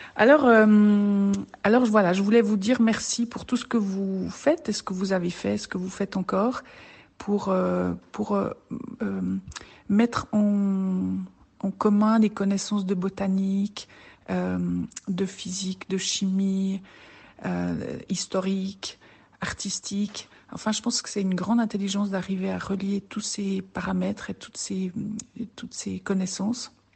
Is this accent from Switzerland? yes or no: yes; French-speaking Switzerland, Romandy, Switzerland; viens de Suisse, Suisse romande, j'habite près de Lausanne.